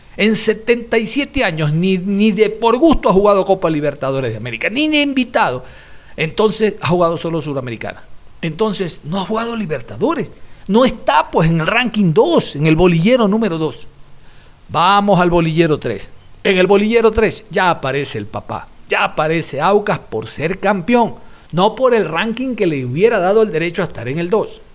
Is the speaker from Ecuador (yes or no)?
yes; Ecuador